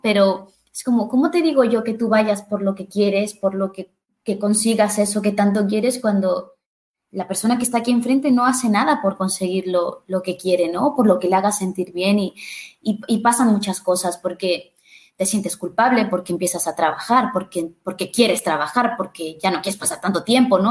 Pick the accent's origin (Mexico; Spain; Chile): Mexico; yo soy de México